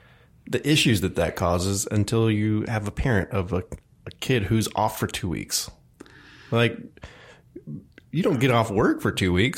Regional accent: El Paso, Texas, United States; growing up in El Paso, Texas, there's not a big Jewish community there.

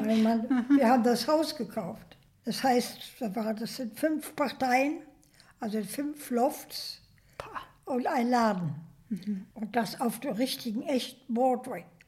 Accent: Germany; moved away as an adult; also born or lived in New York, United States; dass ich Deutsch war

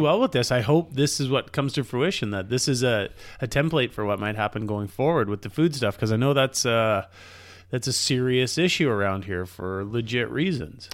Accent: Canada; as a Canadian

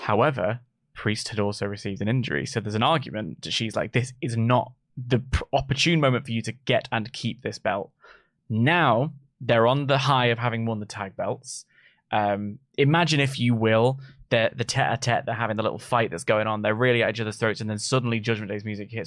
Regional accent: United Kingdom; we're British

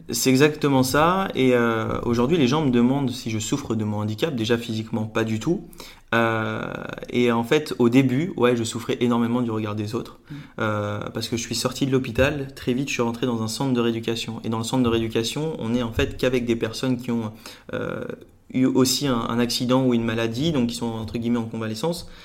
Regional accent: Lunéville, Grand Est, France; J'ai grandi en, Lorraine, à côté de Nancy

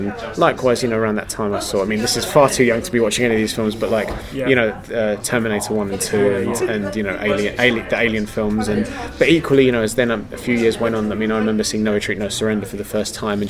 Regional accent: London, United Kingdom; From London.

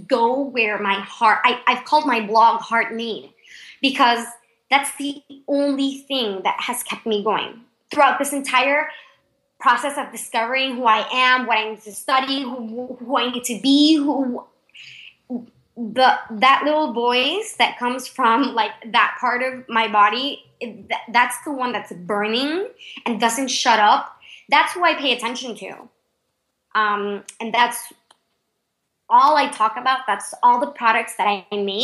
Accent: Panama; English is a second language

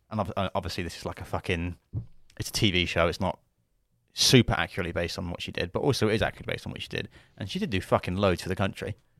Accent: United Kingdom; as British people

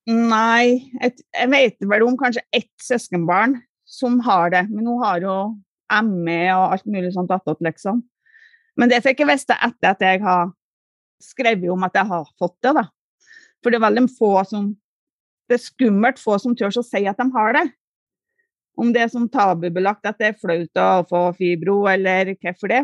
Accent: Trøndelag, Norway; Hjemme i Trøndelag

